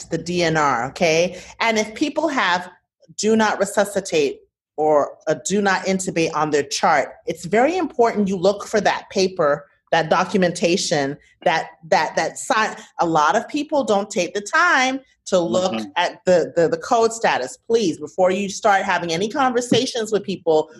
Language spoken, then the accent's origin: English; United States; I am an American